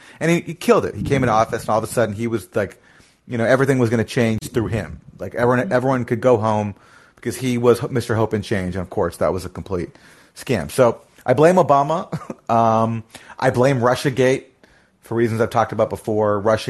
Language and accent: English; Canada; I'm also, you know, a foreigner too. I came from Canada, and, you know, not that Canada is like so great